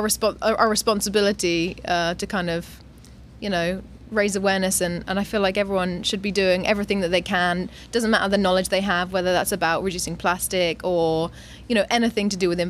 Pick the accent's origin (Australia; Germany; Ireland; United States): Australia; also born or lived in England / Dubai; now in Thailand; I was born in England, brought up in Australia